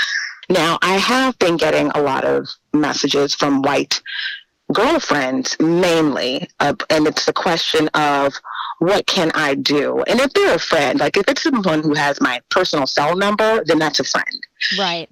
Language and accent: English; New Orleans, Louisiana, United States; moved away as an adult; I, you know, was born and raised in New Orleans.